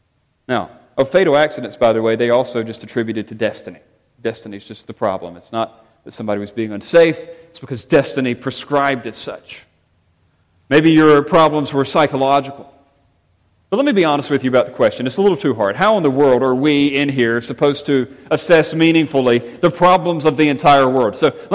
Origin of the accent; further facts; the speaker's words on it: England, United Kingdom; You know I'm English.